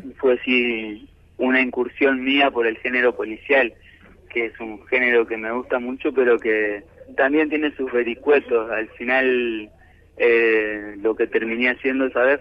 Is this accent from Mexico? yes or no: no; Resistencia, Chaco, Argentina; moved away as an adult; now in Buenos Aires, Argentina; Yo soy del Chaco, de Resistencia.